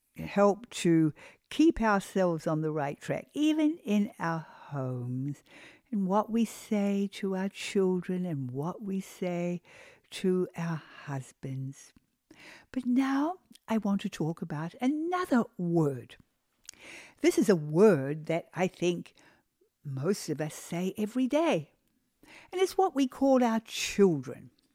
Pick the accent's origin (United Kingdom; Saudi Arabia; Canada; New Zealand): New Zealand; also born or lived in Australia; now in United States; I am originally a New Zealander. I come from New Zealand